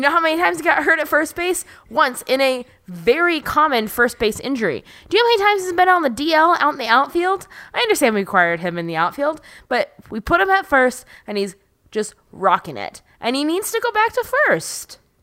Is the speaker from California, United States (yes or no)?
yes; Oceanside, California, United States; I'm from Oceanside. I'm not from San Diego proper